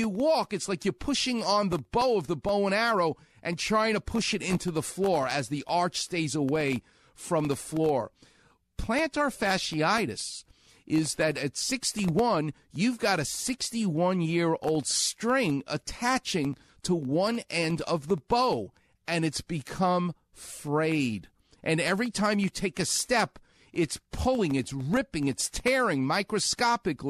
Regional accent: New York, United States; now in Los Angeles, United States; I'm from New York, so it sounds like yogurt

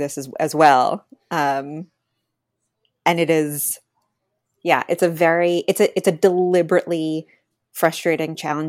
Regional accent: New York, United States; We're from New York.

